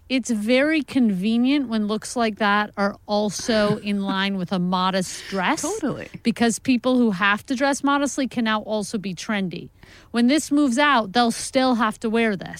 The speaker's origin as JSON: {"language": "English", "region": "New York", "country": "United States", "moved": "yes", "lives_now": "Los Angeles, United States", "said": "I'm originally from New York."}